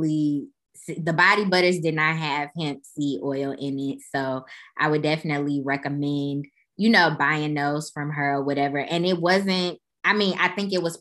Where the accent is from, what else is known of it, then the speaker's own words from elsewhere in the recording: Chicago, Illinois, United States; Growing up in Chicago